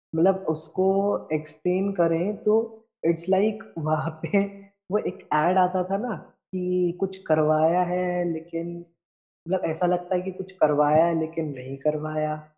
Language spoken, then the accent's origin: Hindi; Indore, Madhya Pradesh, India; हमारा शहर है इंदौर होलकर्स हम्म। के लिए जाना जाता है